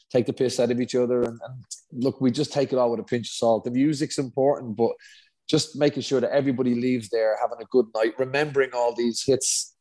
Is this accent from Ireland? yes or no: yes; Dublin, Leinster, Ireland; we're both from Dublin